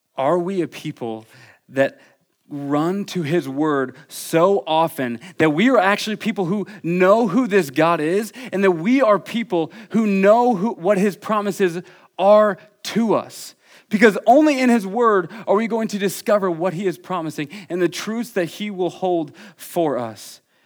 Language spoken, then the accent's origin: English; Iowa City, Iowa, United States; moved away; I am from Iowa City, Iowa